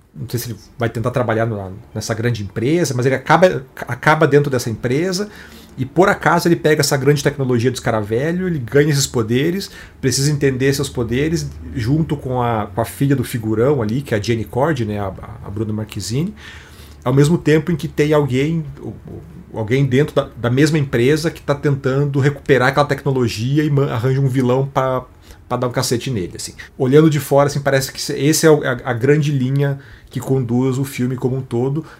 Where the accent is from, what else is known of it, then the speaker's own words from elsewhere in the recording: Brazil; O brasileiro não se vê como latino, mas a gente é